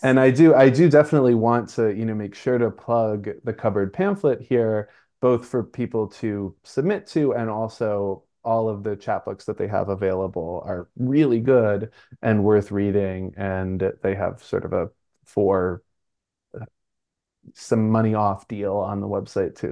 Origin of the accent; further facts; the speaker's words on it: New York City, New York, United States; I'm from Brooklyn, so scaffolding is up all the time, everywhere